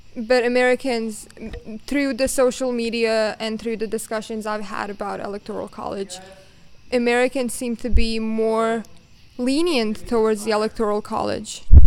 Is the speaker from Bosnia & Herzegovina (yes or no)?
yes; Bosnia & Herzegovina; I come from Bosnia and Herzegovina